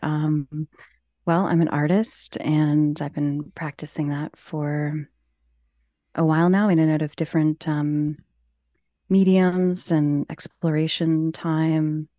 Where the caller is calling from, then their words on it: Ontario, Canada; I am calling in from Ontario, Canada.